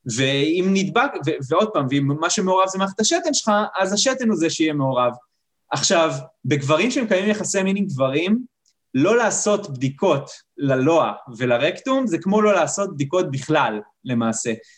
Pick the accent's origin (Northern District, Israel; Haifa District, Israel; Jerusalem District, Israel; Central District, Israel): Haifa District, Israel; Kiryat Motzkin; אני עכשיו רופא משפחה שנמצא בקריית מוצקין, שזה איפה שנולדתי